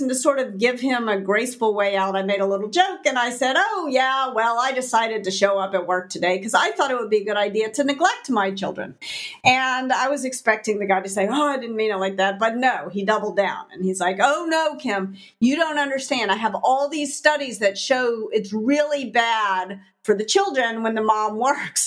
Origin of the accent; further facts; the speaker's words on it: Memphis, Tennessee, United States; moved away as an adult; my career in Memphis, that I had to leave my hometown.